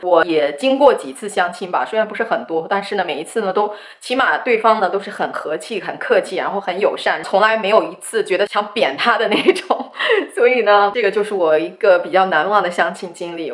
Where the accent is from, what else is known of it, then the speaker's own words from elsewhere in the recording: China; moved away; also born or lived in United States; 我觉得两个都是我的祖国，一个是生我